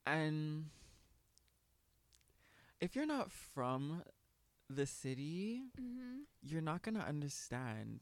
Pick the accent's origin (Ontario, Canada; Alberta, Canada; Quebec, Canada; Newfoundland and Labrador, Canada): Quebec, Canada; Montreal; we're from Montreal.